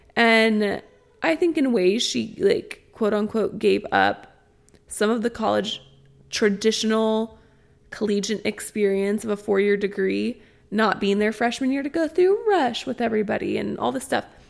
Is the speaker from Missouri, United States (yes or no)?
yes; Springfield, Missouri, United States; I come from Springfield, Missouri, and the high school I went to was on the more industrial side of town.